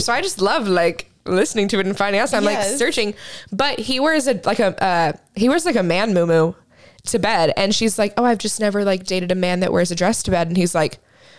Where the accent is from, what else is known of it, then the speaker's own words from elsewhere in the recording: Kansas, United States; moved away; my hometown in Kansas